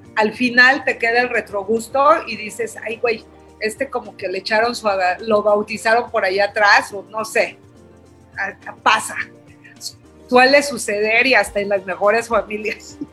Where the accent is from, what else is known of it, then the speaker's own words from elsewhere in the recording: Oaxaca, Mexico; como todo oaxaqueño